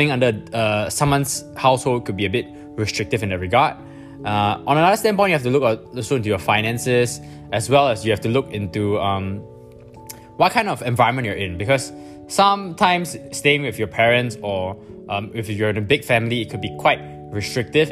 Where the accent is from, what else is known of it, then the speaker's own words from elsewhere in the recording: Singapore; I'm from Singapore